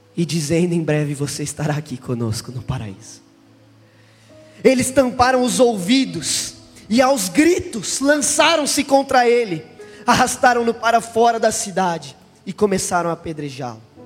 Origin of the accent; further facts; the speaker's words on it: Brazil; eu sou do Brasil